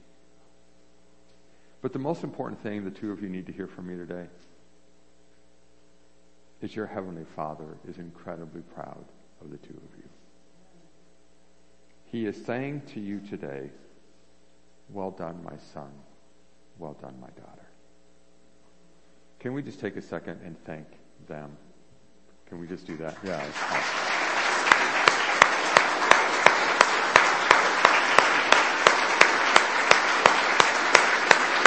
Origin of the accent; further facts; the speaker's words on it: San Diego, California, United States; the church I grew up in San Diego, California